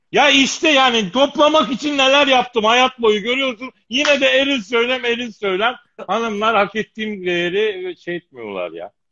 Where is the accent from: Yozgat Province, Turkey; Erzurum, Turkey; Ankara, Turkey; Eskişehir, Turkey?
Eskişehir, Turkey; moved away; also born or lived in Elazığ; Eskişehir'de büyüdüm, Elazığ'da doğdum.